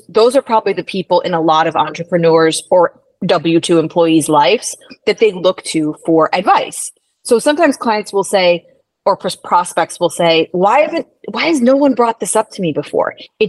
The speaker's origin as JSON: {"language": "English", "region": "Midwest", "country": "United States", "said": "I might lapse back into that New York, even though I'm from the Midwest originally."}